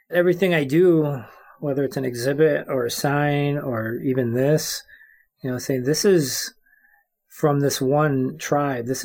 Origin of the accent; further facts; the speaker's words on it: Cross Village, Michigan, United States; I am Anishinaabe. That's how I self-identify and I am from the place of the Prayer Tree, aka Cross Village, Michigan, and I am of the Crane clan.